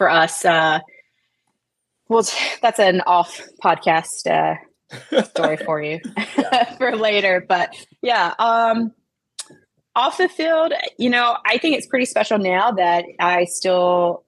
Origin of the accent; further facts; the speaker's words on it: Appalachia, United States; I grew up in Coal Country, USA, right? And so I had a lot of country music as my walk-up songs.